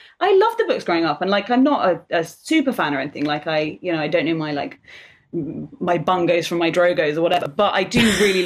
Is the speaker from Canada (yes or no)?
no; United Kingdom; I'm British